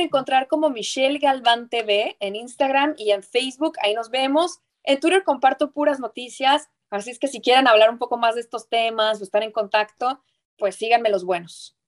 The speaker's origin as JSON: {"language": "Spanish", "region": "northern Mexico", "country": "Mexico", "said": "soy norteña"}